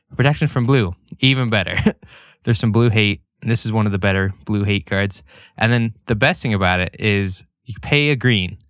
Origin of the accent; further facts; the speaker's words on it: Idaho Falls, Idaho, United States; where we grew up in Idaho Falls.